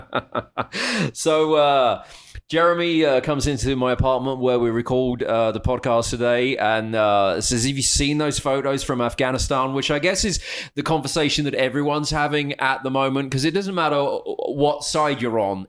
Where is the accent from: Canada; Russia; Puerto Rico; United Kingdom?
United Kingdom; being overtly British